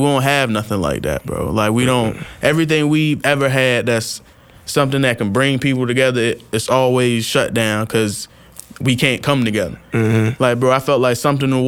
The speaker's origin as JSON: {"language": "English", "town": "Norfolk", "region": "Virginia", "country": "United States", "said": "I'm from Norfolk."}